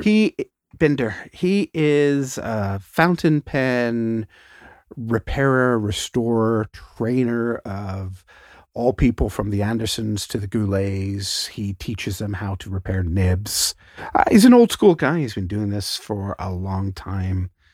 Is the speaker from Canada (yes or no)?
yes; Canada; Canada is, you know, we're, we're, we think we're British, but we also think we're American